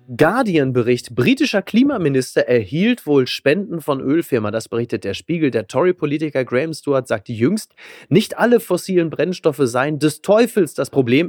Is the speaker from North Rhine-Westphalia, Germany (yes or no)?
yes; North Rhine-Westphalia, Germany; Naja, ich komme ja aus Nordrhein-Westfalen genauso wie